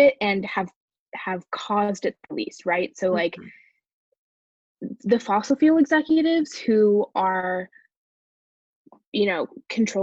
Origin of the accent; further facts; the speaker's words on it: Bay Area, California, United States; I'm from the Bay Area in California